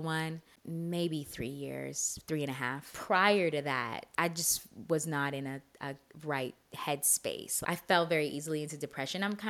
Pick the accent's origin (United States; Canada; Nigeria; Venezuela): Canada; I'm very Canadian in that way